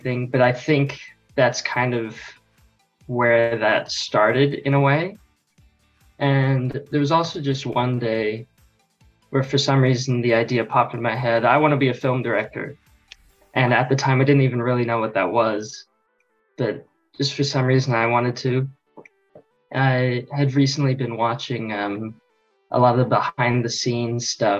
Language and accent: English; Sydney, New South Wales, Australia; also born or lived in United States; I live in Australia, but I was born in America and lived there for 8 years. And so I've been here in Sydney for 13 years